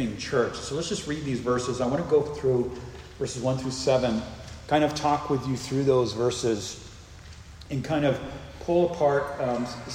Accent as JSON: {"language": "English", "region": "Northeast", "country": "United States", "moved": "yes", "said": "in the Northeast where I'm from"}